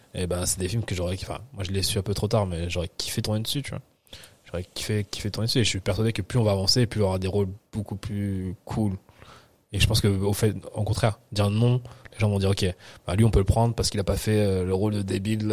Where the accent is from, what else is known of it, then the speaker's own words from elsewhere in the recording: Nice, Provence-Alpes-Côte d'Azur, France; also born or lived in Paris / Picardy; on a habité à Nice. Tu vois, pendant tout le reste de ma vie, on habité jusqu'à mes 17 ans, j'habitais à Nice